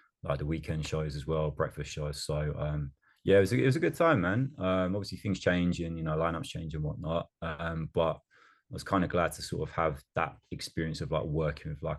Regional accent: Colchester, East of England, United Kingdom; I'm from Colchester, which is what, just over like an hour from London

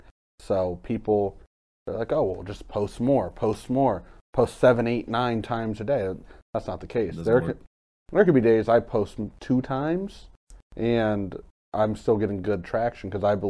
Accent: Carrollton, Ohio, United States; also born or lived in Cleveland; I ended up, after that, deciding I wanted to come back home to my hometown.

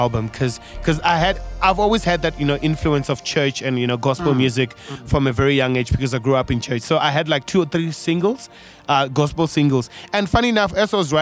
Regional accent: Venda, Limpopo, South Africa; moved away as an adult; now in Pretoria, South Africa; I grew up in Venda. I spent all my childhood there, and I came this side in 2011

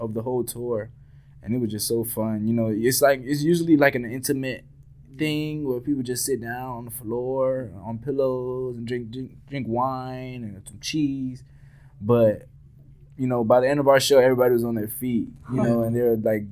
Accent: Miami, Florida, United States; we're from Miami, and we're that Miami band

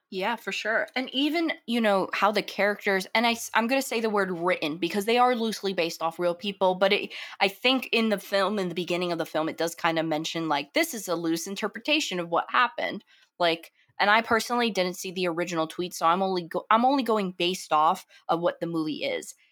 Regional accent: New York, United States; I'm from New York

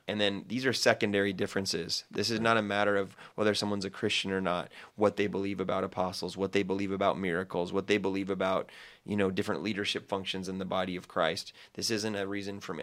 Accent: United States; as an American

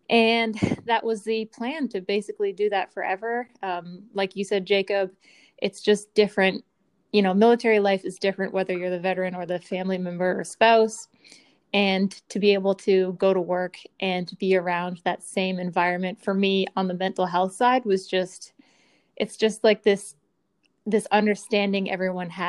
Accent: Newfoundland and Labrador, Canada; also born or lived in Eastern Canada; Short answer: I'm from Newfoundland, Canada. Long answer: I'm from all over Eastern Canada with my parents who were both in the Canadian Air Force.

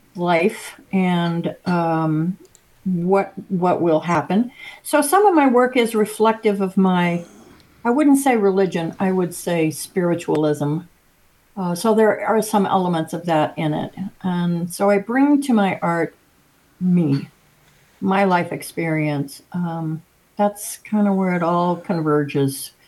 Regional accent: Naperville, Illinois, United States; I was born and raised in Naperville, Illinois, which is a suburb west of Chicago

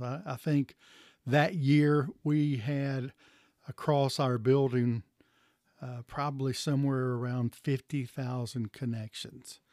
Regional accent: Chattanooga, Tennessee, United States; I was raised in the Chattanooga area.

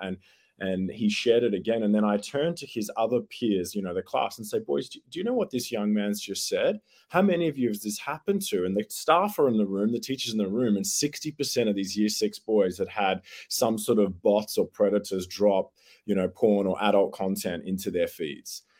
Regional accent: Australia; accent: Australian; it's good to be chatting from back here in Australia. I'm sure your listeners worked that out from my accent straight away

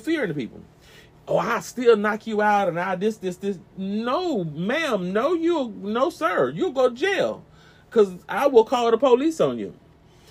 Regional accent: the South, United States; I was raised in the South

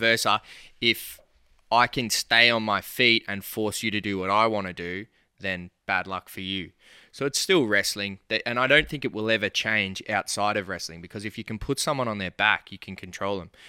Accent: Bacchus Marsh, Victoria, Australia; I'm from Bacchus Marsh

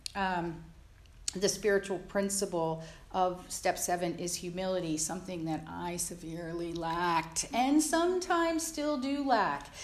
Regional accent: Jersey Shore, New Jersey, United States; I grew up on the East Coast, uh, in the Jersey Shore

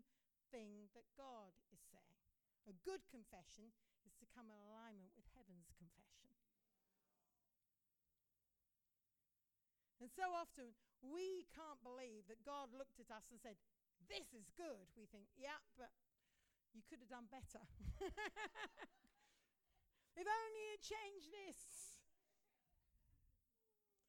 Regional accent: India; We grew up in India together, we were boarding school together.

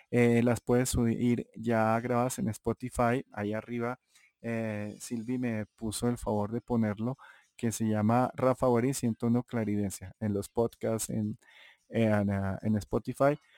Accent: Santa Marta, Magdalena, Colombia; accent: samario; now in Bogotá, Colombia; soy un mestizo en el cual mi padre era paisa mi madre era bogotana, pero la familia era cartagenera, entonces, eh, y criado en Santa Marta y viviendo aquí en Bogotá, casado con, Cachaca, con Rola, eh, hace mucho tiempo

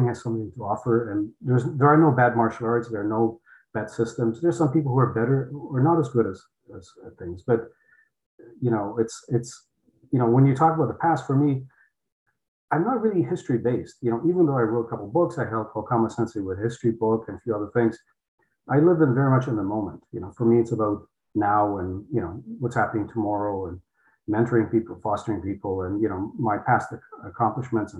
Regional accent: Poland; English is a second language; moved away; I came from Poland, couldn't speak English

